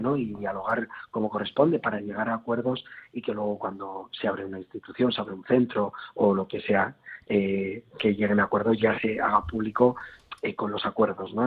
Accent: Basque society, Basque Country, Spain; como sociedad vasca

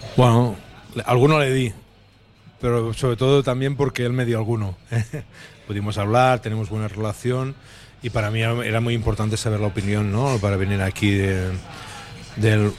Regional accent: Tàrrega, western Catalonia, Spain; also born or lived in Manresa; now in Bilbao, Spain; soy de Tetarre, que es la parte eh, más hacia, hacia el oeste de, Cataluña y allí se habla más

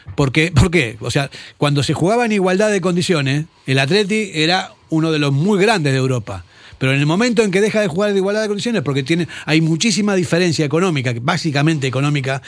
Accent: Argentina; moved away; yo que soy argentino

